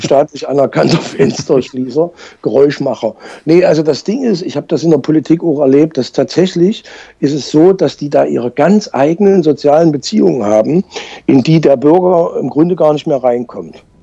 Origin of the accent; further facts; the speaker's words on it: Leipzig, Saxony, Germany; ich bin ja Leipziger